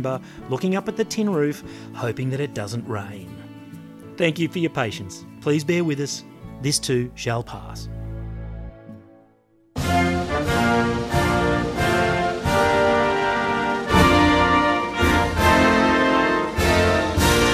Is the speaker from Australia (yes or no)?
yes; Australia; I'm from Australia